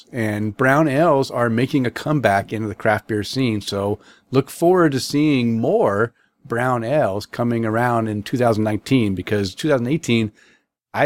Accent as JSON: {"language": "English", "region": "Oregon", "country": "United States", "said": "I'm from Oregon"}